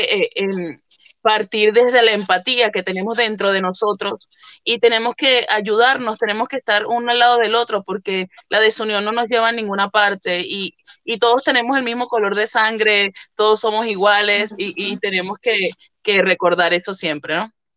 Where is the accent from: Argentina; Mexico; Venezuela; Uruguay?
Venezuela; moved away as an adult; now in Italy; soy venezolana, pero estoy desde hace seis años aproximadamente viviendo aquí en Italia